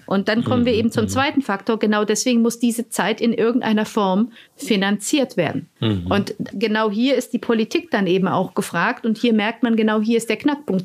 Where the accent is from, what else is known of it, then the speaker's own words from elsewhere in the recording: Romania; now in Germany; Rumänien das gemacht, wo ich herkomme